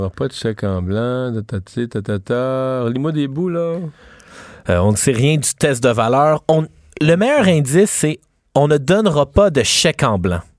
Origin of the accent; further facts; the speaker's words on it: Quebec, Canada; en tant que Québécois, si tu passes pas une heure pendant tes deux semaines de vacances à Noël à écouter Ciné Cadeau, t'as un manque.